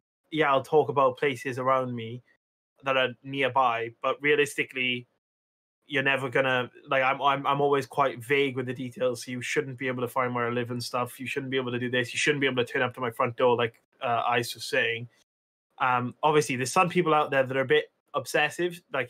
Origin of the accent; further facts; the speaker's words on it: Wales, United Kingdom; I'm Welsh